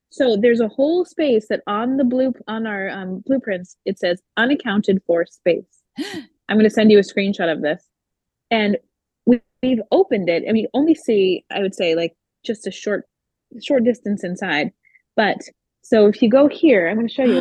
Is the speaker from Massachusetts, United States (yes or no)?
yes; Cape Cod, Massachusetts, United States; I grew up here on the Cape and um, my my whole family's here